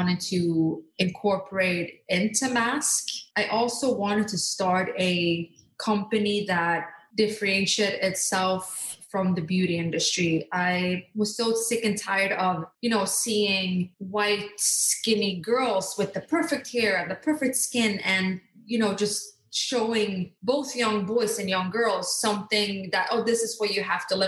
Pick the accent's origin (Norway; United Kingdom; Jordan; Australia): Norway; born or raised there; moved away as an adult; also born or lived in Skiathos, Greece; now in United States